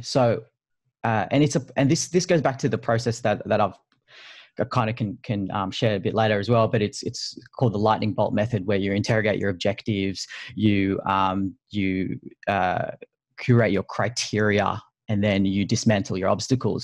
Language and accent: English; Sydney, New South Wales, Australia; I'm from Sydney